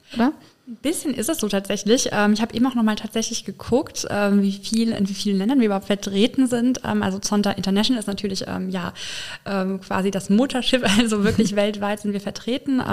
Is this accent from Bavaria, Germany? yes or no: no; Filsen, Rhineland-Palatinate, Germany; also born or lived in Paris; now in Koblenz, Germany; ich komme aus dem schönen Rhein-Lahn-Kreis aus Filsen gegenüber von Boppard